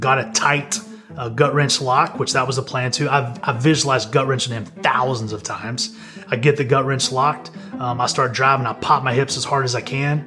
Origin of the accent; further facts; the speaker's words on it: Amarillo, Texas, United States; I'm from Amarillo, Texas